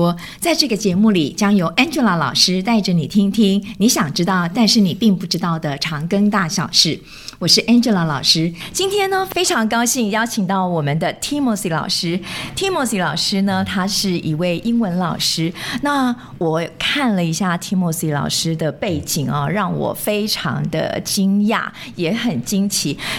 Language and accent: Chinese; Yonghe, New Taipei, Taiwan; 我是永和人呢，我从小在永和长大的。